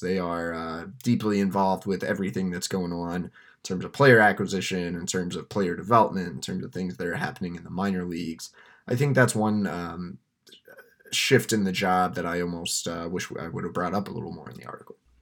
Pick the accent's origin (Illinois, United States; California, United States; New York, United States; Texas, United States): Texas, United States; now in Michigan, United States; Growing up in Texas